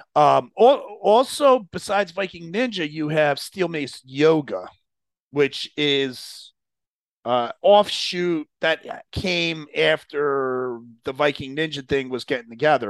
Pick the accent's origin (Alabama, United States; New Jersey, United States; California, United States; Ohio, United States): New Jersey, United States; I grew up in Jersey